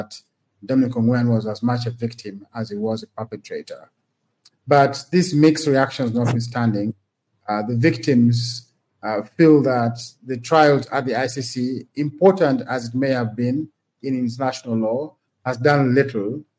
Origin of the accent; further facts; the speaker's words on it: Gulu, Northern Region, Uganda; I grew up and studied in Gulu